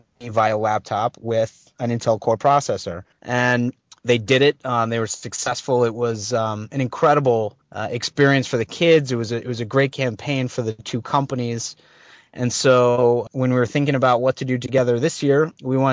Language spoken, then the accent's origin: English; Connecticut, United States; now in California, United States; I'm from Connecticut